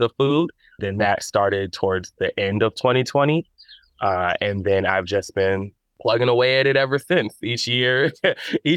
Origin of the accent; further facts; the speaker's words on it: Madison, Wisconsin, United States; My family owns farms in Mississippi, have land down there. But I never grew up on it. I grew up here in Madison.